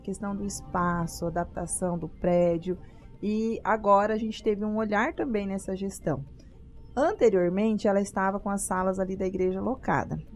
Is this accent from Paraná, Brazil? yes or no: yes; Paraná, Brazil; now in Sinop, Brazil; sou do Paraná